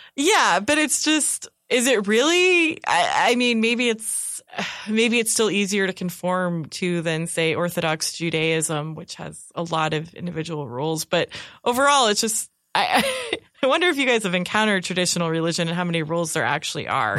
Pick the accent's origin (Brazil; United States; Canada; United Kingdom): United States; California; moved away; I'm originally from California